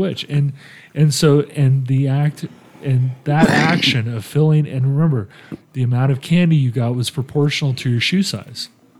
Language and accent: English; Italy; moved away; When I was a little kid, I grew up in Italy. The holidays are coming. I grew up in Italy. And, you know, we lived off base.